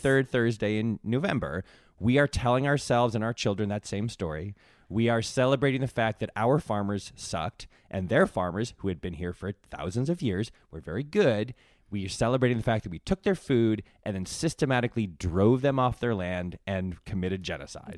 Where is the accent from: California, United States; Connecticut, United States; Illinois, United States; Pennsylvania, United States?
Connecticut, United States; I grew up in Connecticut